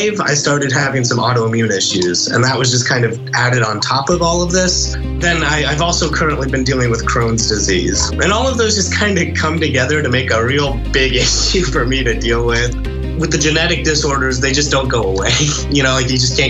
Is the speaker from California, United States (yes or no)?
no; Stillwater, Oklahoma, United States; I grew up in Stillwater, Oklahoma, and that's where I live